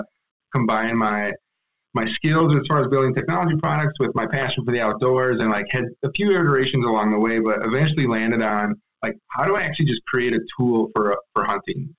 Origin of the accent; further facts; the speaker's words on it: Wisconsin, United States; moved away as an adult; also born or lived in Madison; now in Bay Area, United States; grew up in Wisconsin, grew up whitetail hunting there